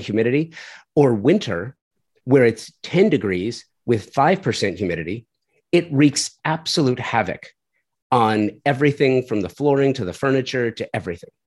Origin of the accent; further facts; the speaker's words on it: Southern California, United States; moved away as an adult; now in Tulsa, United States; I'm doing a design house in Tulsa, and I'm from Southern California